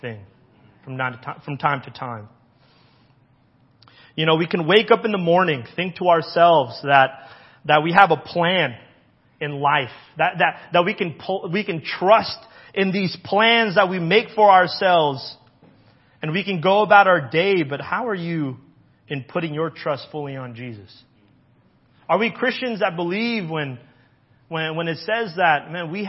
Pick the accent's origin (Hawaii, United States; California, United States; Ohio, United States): Hawaii, United States; I grew up in Hawaii